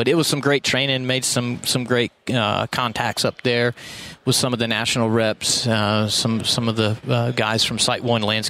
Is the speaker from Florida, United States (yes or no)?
yes; Florida, United States; also born or lived in Texas; So, Panhandle, Florida's home. Yeah. I mean, I've been there for, I'll be 42 this year. So let's just say 40 years I've been there.